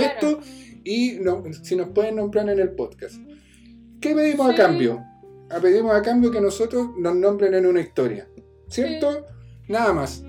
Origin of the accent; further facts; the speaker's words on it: Chile; nuestro sur de Chile